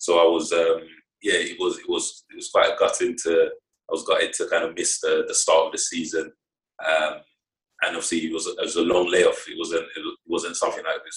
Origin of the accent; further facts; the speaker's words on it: London, United Kingdom; moved away as an adult; also born or lived in Oxford / Scotland; now in Morecambe, United Kingdom; I grew up 5 minutes from the stadium. So that was kind of my hometown.